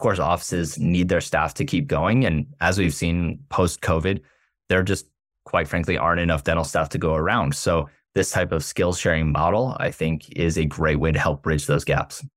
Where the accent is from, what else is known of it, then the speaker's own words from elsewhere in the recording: South Florida, United States; we're born and raised in South Florida